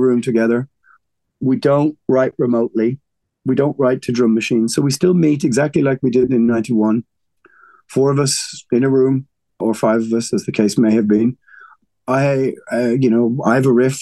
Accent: Ireland; We're Irish

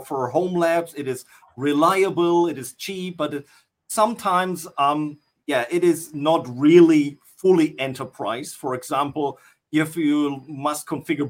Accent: North Rhine-Westphalia, Germany; I'm from good old Germany

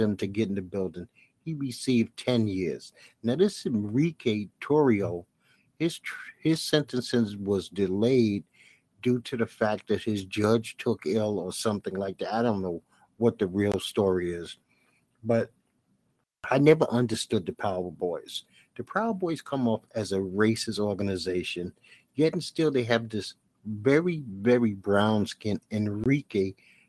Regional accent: New York City, New York, United States; also born or lived in Orlando, Florida / Tampa, Florida; I'm a Brooklyn boy

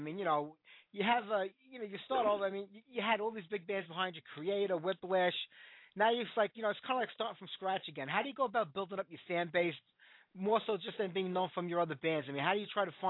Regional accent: New York City, New York, United States; accent: Brooklyn; that's my hometown, man. Born and bred in Brooklyn. Can't get rid of the accent.

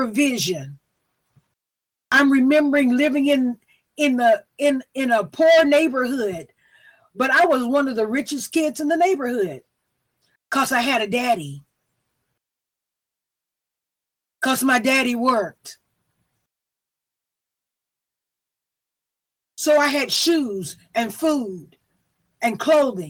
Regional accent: the South, United States; I'm from the South

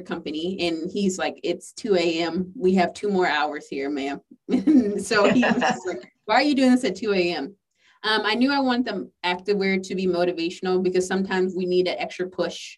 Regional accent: the South, United States; I'm from the South

